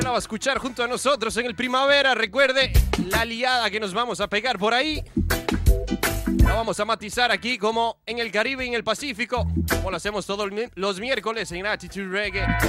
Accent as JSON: {"language": "Spanish", "country": "Costa Rica", "moved": "yes", "lives_now": "Spain", "said": "soy de Costa Rica"}